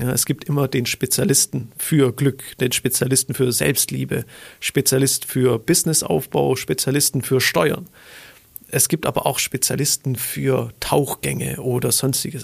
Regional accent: Stuttgart, Baden-Württemberg, Germany; ich komme aus Stuttgart

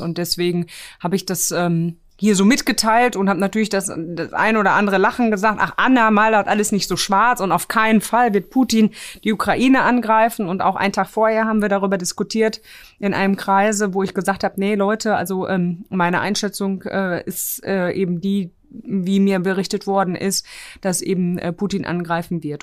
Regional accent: Herten, North Rhine-Westphalia, Germany; born or raised there; also born or lived in Grudziądz, Poland

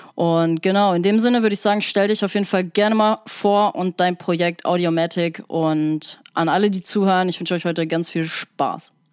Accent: Sauerland, North Rhine-Westphalia, Germany; now in Hamburg, Germany; ich komme ja auch aus dem Sauerland

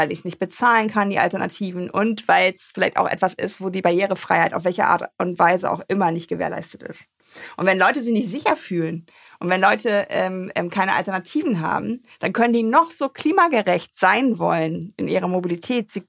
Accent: Germany; Wir haben ja als Deutsche noch nicht mal mehr Nachtzüge

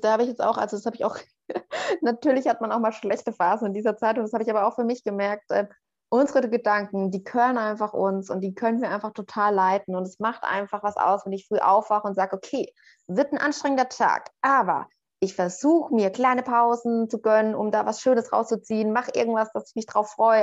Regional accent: Northern Bavaria, Germany; also born or lived in Berlin; now in Portugal; Ich bin auch äh, so in, in Nordbayern, in einer Kleinstadt aufgewachsen

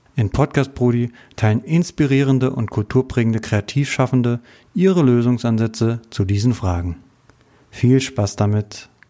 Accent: Frankfurt, Hesse, Germany; ich bin so gebürtiger Frankfurter, richtiger Frankfurter

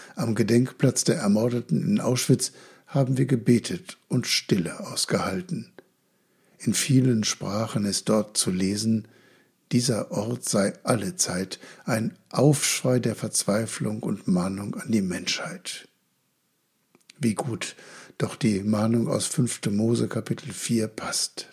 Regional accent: Germany; Als Deutsche

